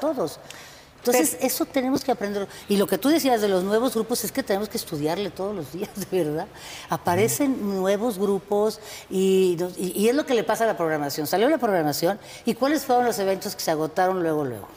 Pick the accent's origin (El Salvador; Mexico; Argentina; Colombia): Mexico; Guadalajara, Jalisco; now in Guanajuato, Mexico; Yo soy originaria de Guadalajara, pero vivo aquí en Guanajuato hace ya treinta años